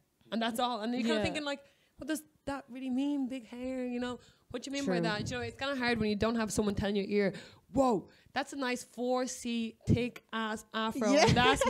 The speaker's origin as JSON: {"language": "English", "country": "Ireland", "said": "I remember, like, being Irish"}